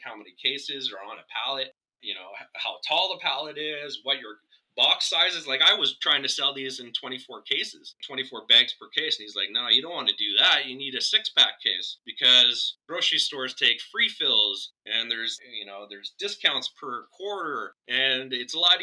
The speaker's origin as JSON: {"language": "English", "country": "Canada", "said": "I'm Canadian."}